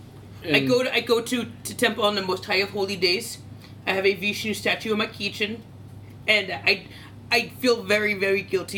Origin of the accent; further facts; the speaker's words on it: Edison, New Jersey, United States; I am from New Jersey.